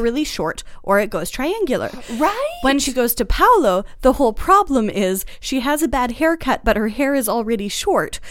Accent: Boston, Massachusetts, United States; I'm from Boston

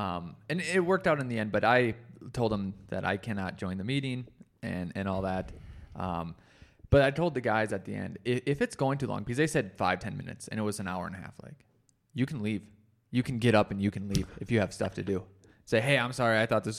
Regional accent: North Dakota, United States; I come from the North and, you know, North Dakota and the Midwest, and they're very anti-progressive too.

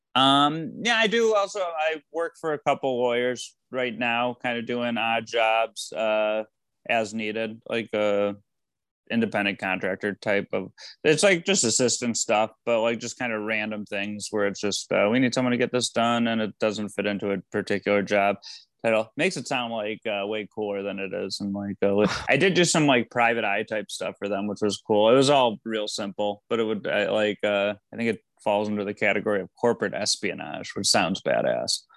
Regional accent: Michigan, United States; I grew up in Michigan

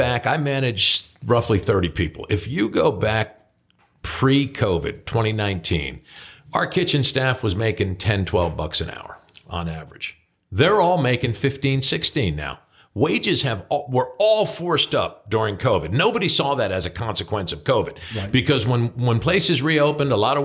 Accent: New Jersey, United States; moved away; I'm from New Jersey

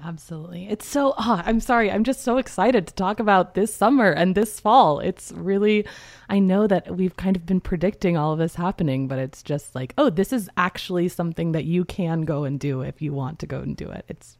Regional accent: North Carolina, United States; And I'm from North Carolina, the home of Krispy Kreme.

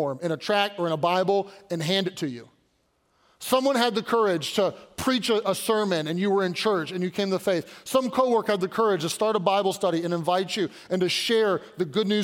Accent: Louisville, Kentucky, United States; now in Pittsburgh, United States; I was born and raised in Louisville

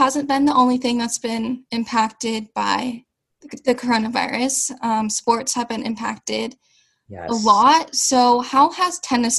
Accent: Seattle, Washington, United States; I am 15 years old, and I am from Seattle, Washington.

